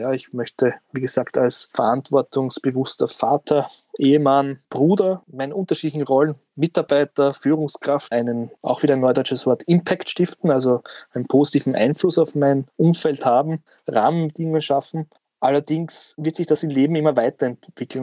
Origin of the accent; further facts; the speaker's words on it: Southern Burgenland, Austria; now in Vienna, Austria; bin ja kein Wiener, ja, äh, hört man vielleicht auch hin und wieder, äh, sondern ich komme aus dem wunderschönen Südburgenland